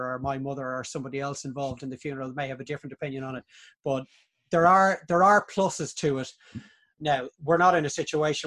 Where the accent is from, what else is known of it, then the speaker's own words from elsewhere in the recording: Dublin, County Dublin, Ireland; we grew up in Castleknock